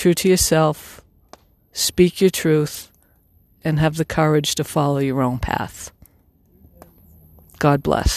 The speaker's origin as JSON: {"language": "English", "region": "Massachusetts", "country": "United States", "said": "I'm from Massachusetts"}